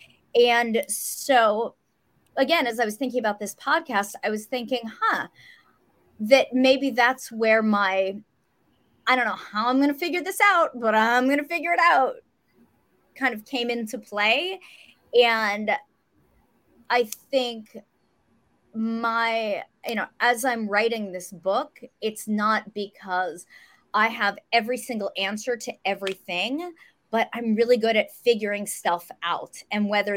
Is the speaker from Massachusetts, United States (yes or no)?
no; Westerville, Ohio, United States; now in Los Angeles, United States; I grew up in Central Ohio.